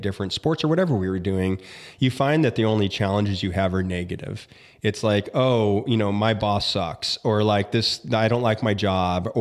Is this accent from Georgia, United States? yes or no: no; Tempe, Arizona, United States; moved away as an adult; my hometown of Tempe, Arizona. It's where I grew up